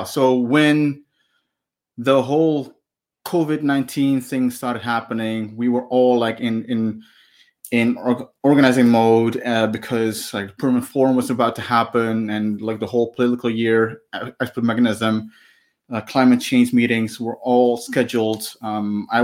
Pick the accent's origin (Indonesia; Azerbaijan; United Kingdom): Indonesia; Maluku; I'm from Maluku